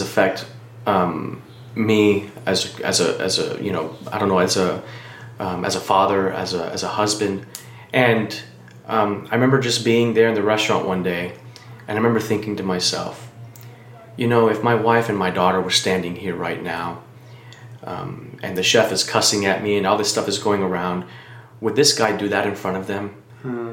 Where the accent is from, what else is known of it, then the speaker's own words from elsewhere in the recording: Miami, Florida, United States; now in Taylor Mill, United States; I'm originally from Miami, Florida, uh, born and raised there.